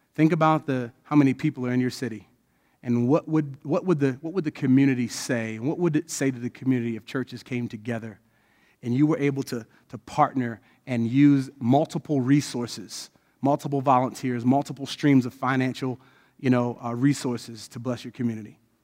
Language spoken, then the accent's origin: English; Odenton, Maryland, United States; I was born there. So I was born and raised in the community that I am.